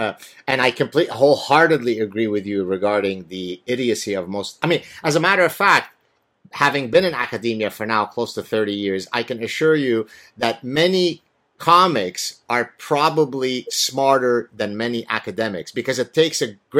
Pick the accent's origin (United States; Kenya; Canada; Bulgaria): Canada; and even as a Canadian, that I had the capacity to make.